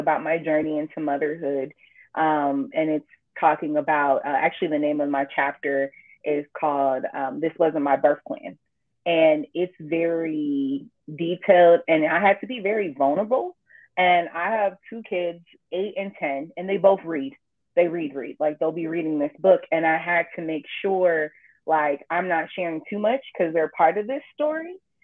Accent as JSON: {"language": "English", "town": "Richmond", "region": "California", "country": "United States", "tie": "born or raised there", "also_born_or_lived": "El Cerrito, California", "lives_now": "Pittsburg, United States", "said": "my hometown is Richmond, El Cerrito. I say both because I kind of split my time between both equally"}